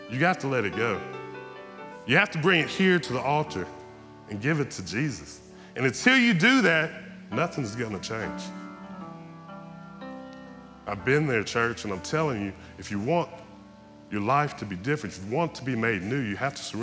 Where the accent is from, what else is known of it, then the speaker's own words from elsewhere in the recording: Texas, United States; I, I grew up in East Texas. I come to church every Sunday.